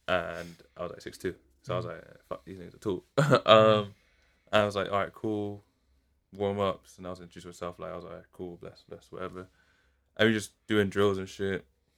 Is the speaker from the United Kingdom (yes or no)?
yes; England, United Kingdom; Where are you from? I'm like, England.